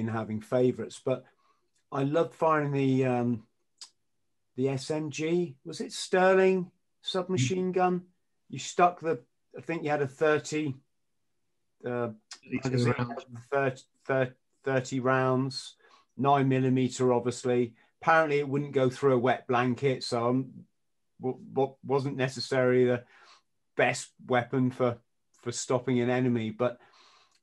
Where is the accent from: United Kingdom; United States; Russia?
United Kingdom; England; as an Englishman